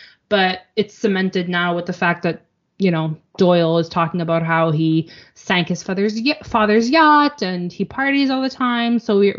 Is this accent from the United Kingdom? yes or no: no; Canada; as a Canadian.